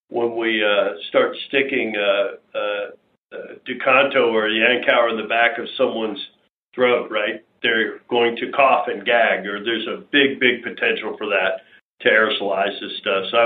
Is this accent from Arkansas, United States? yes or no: no; Southeast Texas, United States; we're from being from Southeast Texas